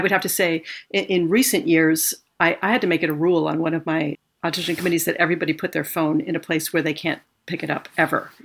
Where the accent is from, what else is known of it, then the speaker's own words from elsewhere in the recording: California, United States; moved away as an adult; now in New York, United States; I grew up in California. I didn't want to live in New York